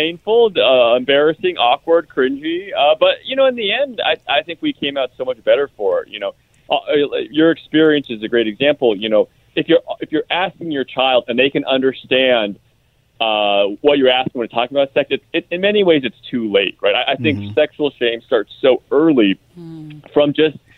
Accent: the Bay Area, California, United States; I grew up in the Bay Area

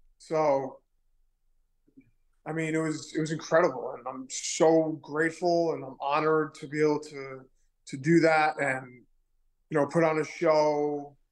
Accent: New York City, New York, United States; also born or lived in Manhattan; I was born in Manhattan. I was raised in Queens

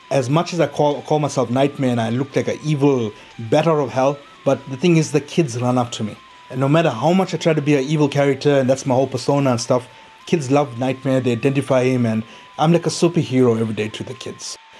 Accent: Chatsworth, KwaZulu-Natal, South Africa; growing up in Chatsworth, okay, we are plagued with so many social ills

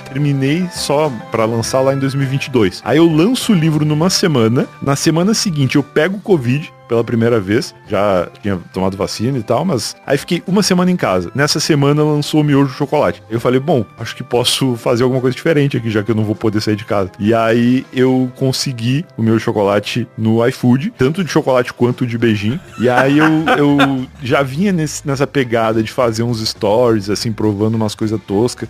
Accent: Rio Grande do Sul, Brazil; eu sou gaúcho, né? E lá no Rio Grande do Sul

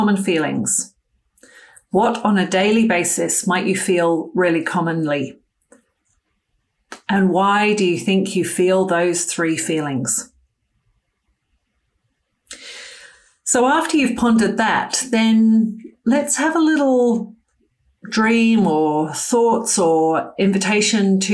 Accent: United Kingdom; moved away as an adult; I grew up in the United Kingdom until my early 20s, after I'd finished my medical school training and first year as an intern

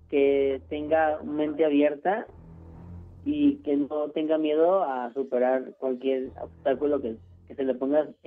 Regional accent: Mexico City, Mexico

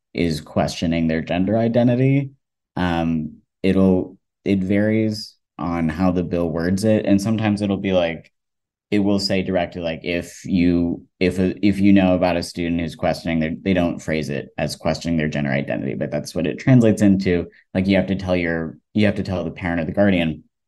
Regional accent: Georgia, United States; I, I was, grew up in Georgia and also growing up in the South as a trans person

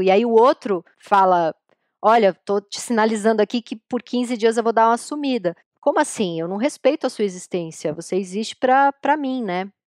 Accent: São Paulo, Brazil; Apesar da gente ter nascido em São Paulo, mas a gente vem da Zona Leste

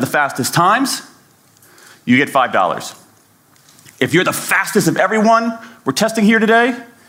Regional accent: United States; I mean, I'm an American.

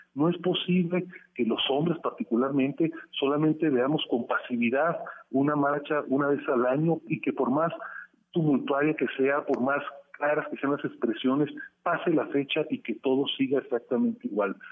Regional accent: Mexico; also born or lived in the US–Mexico border area; nuestro país

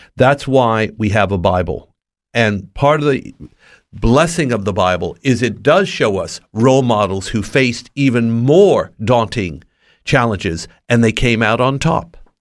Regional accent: Los Angeles, California, United States; born and raised in Los Angeles, not far from Hollywood

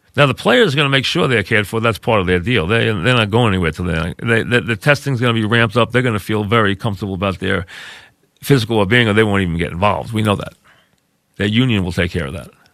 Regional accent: Long Beach, New York, United States; I grew up in a beach town. I'm from Long Beach

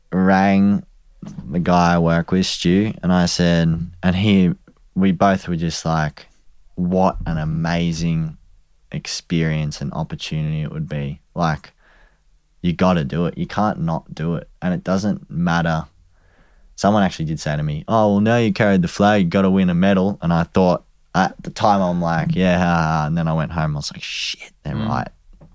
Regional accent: Australia; And I also was like, even more so now, I want to just beat everyone because we're from Australia.

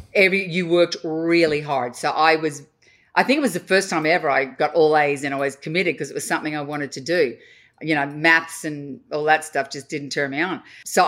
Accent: Australia; Australia, I was this exotic foreign being.

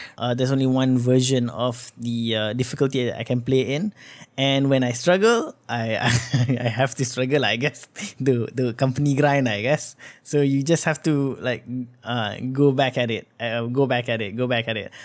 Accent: Malaysia

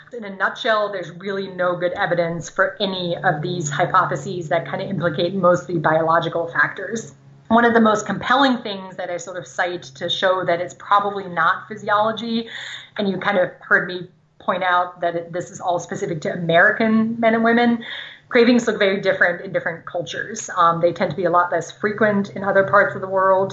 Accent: Germany; first language German; English is a second language; moved away; I grew up in Germany, speaking German.

